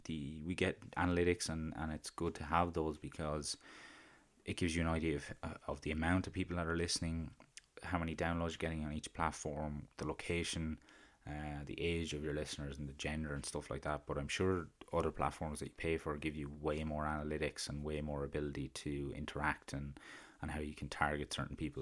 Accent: County Carlow, Leinster, Ireland; accent: County Carlow; my country Carlo accent

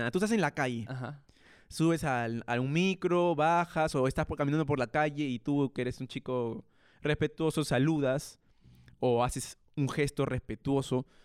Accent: Peru; Y yo, yo, yo, oye, soy peruano

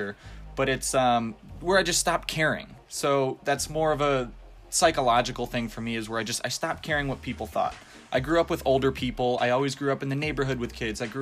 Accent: Florida, United States; also born or lived in Chicago, Illinois; I was born in Chicago, Illinois. Moved here when I was real young, wasn't a choice, but it's definitely my choice not to go back. I love it here in Florida

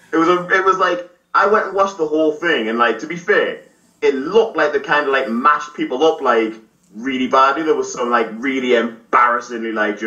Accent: South Shields, North East England, United Kingdom; now in Liverpool, United Kingdom; I was born and raised in South Shields, which is like in between Sunderland and Newcastle in the northeast of England.

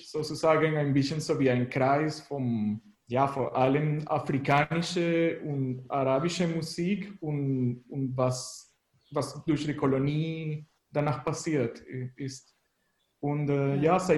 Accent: Venezuela; German is a second language; now in Leipzig, Germany; ich komme aus Venezuela und wohne hier in Leipzig seit ein bisschen länger als sechs Jahren schon.

